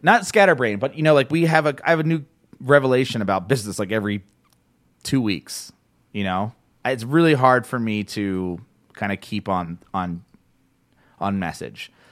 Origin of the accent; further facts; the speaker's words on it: New Jersey, United States; Jersey, my hometown, my home area, home state.